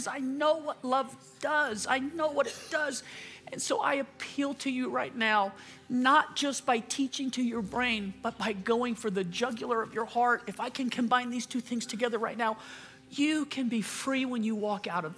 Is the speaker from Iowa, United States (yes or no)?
no; Louisiana, United States; moved away; I'm from Louisiana